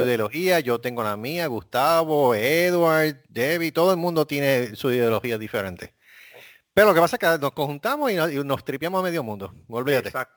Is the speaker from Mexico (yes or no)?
no; Puerto Rico; moved away as an adult; now in Corpus Christi, United States; yo, yo, soy de Puerto Rico